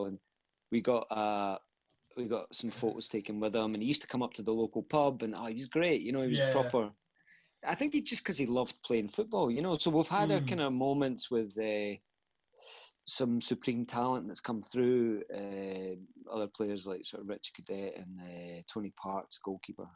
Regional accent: Falkirk, Scotland, United Kingdom; I come from Falkirk. It's kind of like in between Glasgow and Edinburgh, and grew up a Falkirk fan

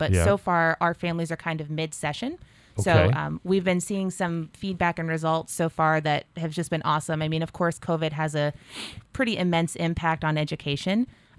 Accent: Nashua, New Hampshire, United States; I'm from Nashua. I was born and raised here.

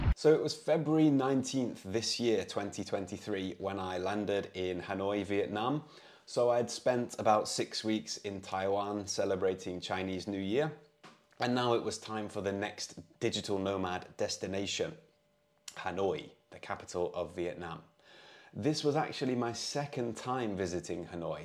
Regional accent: United Kingdom; moved away; I'm an English tutor from the U K

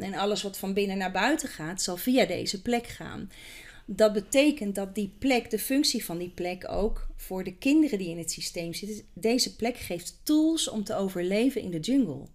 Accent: Kampen, Overijssel, Netherlands; geboren in Kampen, in het mooie Kampen.

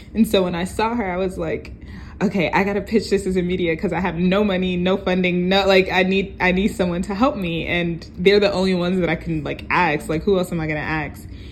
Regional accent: New York City, New York, United States; also born or lived in Brooklyn, New York; I am from New York, originally from um, Far Rockaway, Queens, but right now I reside in Brooklyn

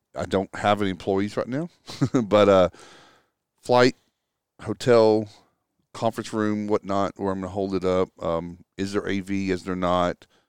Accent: Texas, United States; moved away as an adult; I grew up in Texas. Um, lived there all the way through, through college

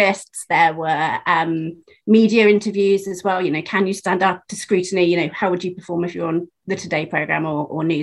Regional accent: Penzance, South West England, United Kingdom; moved away as an adult; also born or lived in London; I was born in Penzance, which is the very end of the train line

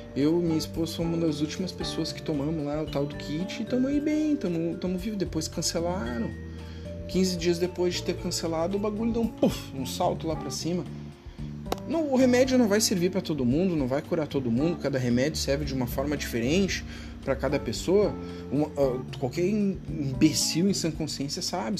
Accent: Rio Grande do Sul, Brazil; eu sou do Rio Grande do Sul

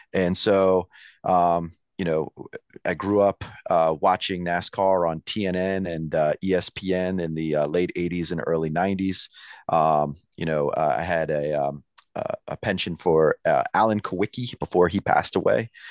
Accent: United States; growing up in the Maryland, Virginia area, the D C metro area

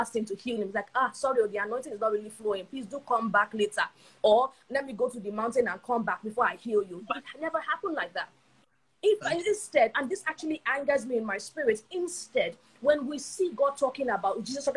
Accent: Nigeria; growing up in Nigerian church

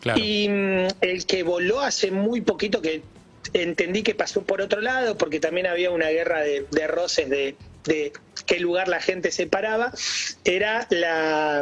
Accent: Temperley, Buenos Aires Province, Argentina; moved away as an adult; now in Buenos Aires, Argentina; yo me crié en Temperla y vine a vivir a, Capital eh, en el 2008, 2009

